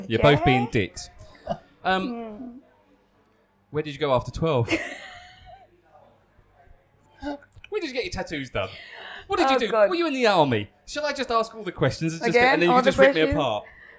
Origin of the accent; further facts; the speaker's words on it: United Kingdom; When I was living in the UK between the ages of 2 and 12